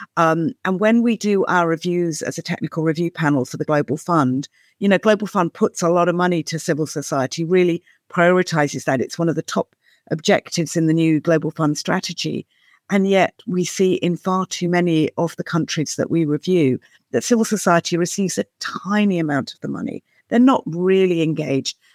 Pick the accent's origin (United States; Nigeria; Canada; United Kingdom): United Kingdom; as a Brit